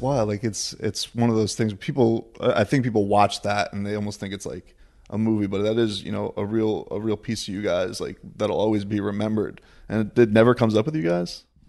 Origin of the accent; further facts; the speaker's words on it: Deerfield Beach, Florida, United States; We're at Sanford M M A in Deerfield Beach, my hometown